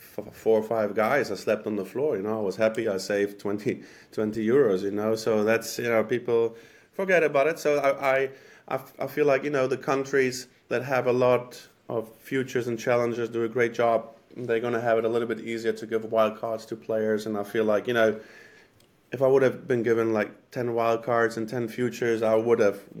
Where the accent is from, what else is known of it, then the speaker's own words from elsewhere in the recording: Berlin, Germany; moved away as an adult; also born or lived in Croatia (ancestry); now in Covington, United States; I was born and raised actually in Germany. Both parents are from Croatia.